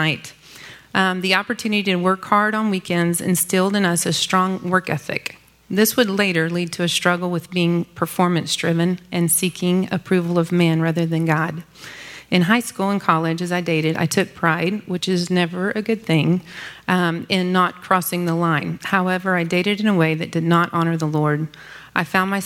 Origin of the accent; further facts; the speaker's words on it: Dallas, Texas, United States; I grew up in Dallas